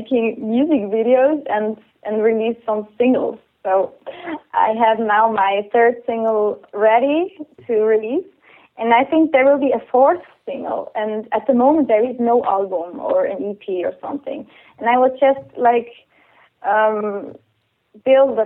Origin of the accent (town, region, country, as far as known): Switzerland; also born or lived in Canada / London